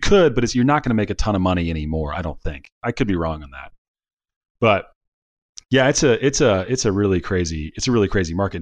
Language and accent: English; Cincinnati, Ohio, United States; now in California, United States; I'm from, I'm from Cincinnati originally